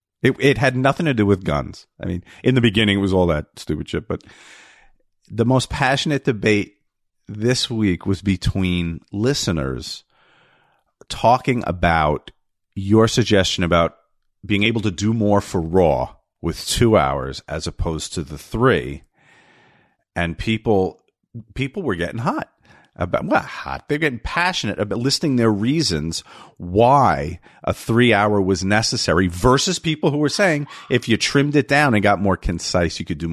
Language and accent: English; New Jersey, United States; I'm from New Jersey.